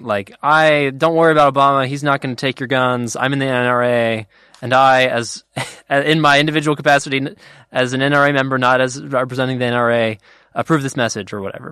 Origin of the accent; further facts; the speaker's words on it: United States; we Americans